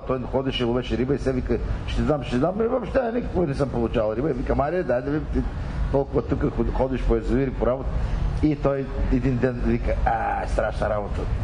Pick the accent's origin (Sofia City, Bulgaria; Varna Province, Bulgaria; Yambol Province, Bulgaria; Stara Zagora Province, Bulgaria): Yambol Province, Bulgaria; Mamarchevo; moved away; аз моето родно село е на 18 км от Елково. Така че аз на селото, там съм завършил 8 клас. Мамарчево. Мамарчево, Елховско.